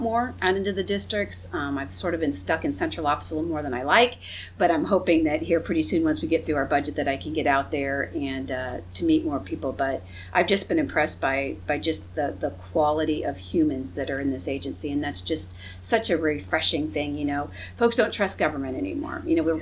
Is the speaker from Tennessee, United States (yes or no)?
no; Findlay, Ohio, United States; I grew up in Hancock County, I grew up in Findlay, Ohio